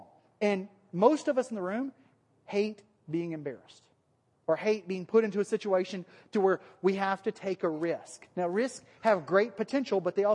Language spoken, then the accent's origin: English; Alabama, United States; accent: Alabama; then my Alabama accent comes out